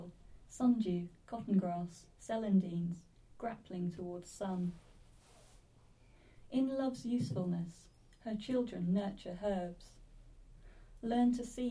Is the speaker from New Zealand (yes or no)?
no; Swaffham, East of England, United Kingdom; I'm a local girl. I'm from Swaffham originally.